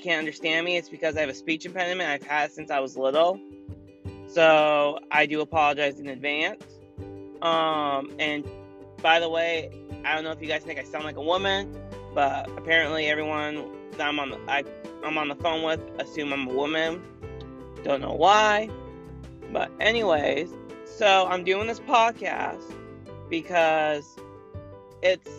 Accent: Maine, United States; I am from Maine, which is really cold right now

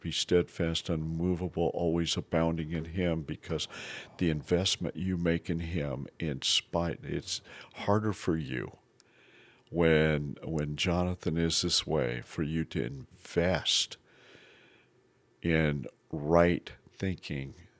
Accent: Basin, Wyoming, United States; I grew up in Basin, Wyoming.

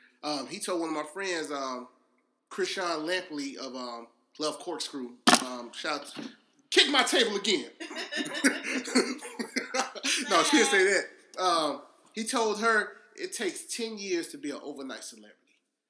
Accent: Chicago, Illinois, United States; So now next time I see you, I'm from Chicago, man. I'm from Chicago.

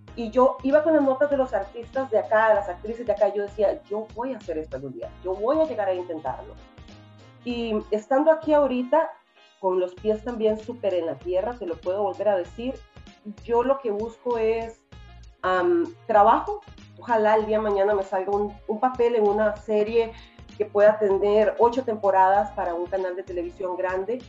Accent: Costa Rica; moved away as an adult; now in United States; soy de Costa Rica

